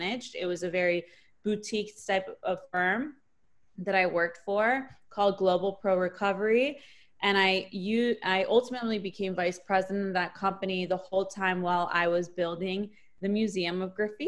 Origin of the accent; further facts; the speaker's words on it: Miami, Florida, United States; also born or lived in New Orleans, Louisiana; I'm from Miami, Florida